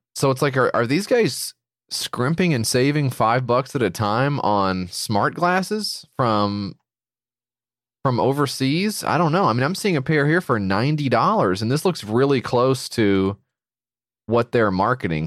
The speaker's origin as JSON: {"language": "English", "country": "United States", "said": "I'm from America"}